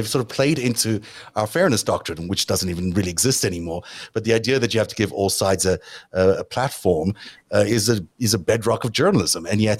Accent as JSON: {"language": "English", "country": "South Africa", "also_born_or_lived": "Canada / United States", "said": "I'm a South African Canadian American patriot."}